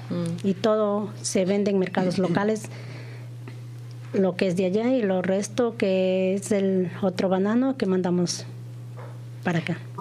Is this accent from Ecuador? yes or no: yes; Ecuador; nosotros somos de allá de Ecuador, los más pequeñitos